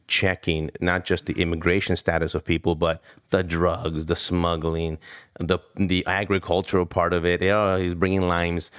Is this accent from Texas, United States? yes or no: yes; El Paso, Texas, United States; I grew up in El Paso, Texas, a border town